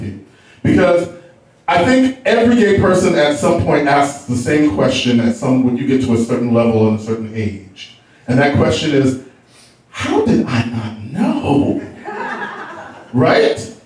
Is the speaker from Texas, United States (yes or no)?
yes; Texas, United States; I grew up in Texas, and when you are black and you grow up in Texas, you must go to church on Sunday.